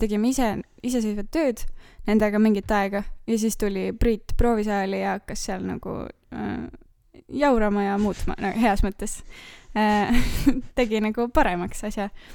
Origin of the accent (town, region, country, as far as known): Tartu, Tartu County, Estonia